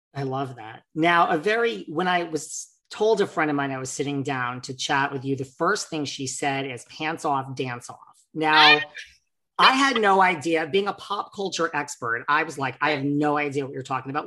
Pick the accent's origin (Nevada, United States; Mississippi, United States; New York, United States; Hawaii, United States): New York, United States; I am from New York